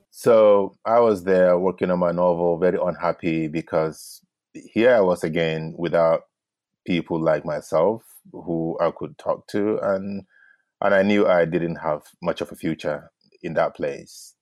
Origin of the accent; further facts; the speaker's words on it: Gombe State, Nigeria; also born or lived in Bauchi; I'm from Gombe State